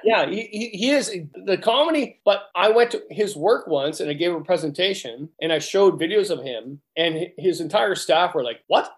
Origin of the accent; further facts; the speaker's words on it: Canada; we're Canadian